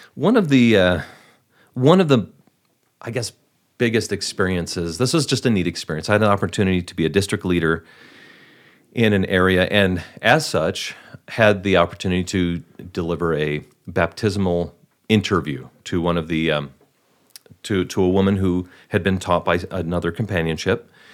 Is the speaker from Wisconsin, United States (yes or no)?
yes; Milwaukee, Wisconsin, United States; I'm from the Milwaukee area